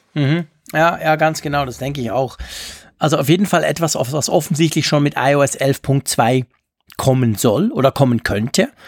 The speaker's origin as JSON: {"language": "German", "country": "Switzerland", "said": "bei uns in der Schweiz"}